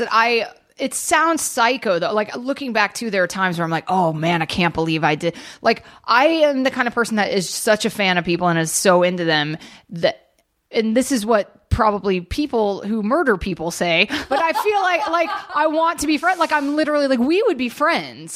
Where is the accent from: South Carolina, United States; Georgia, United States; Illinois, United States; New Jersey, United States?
Georgia, United States; Atlanta; moved away; I grew up in Georgia.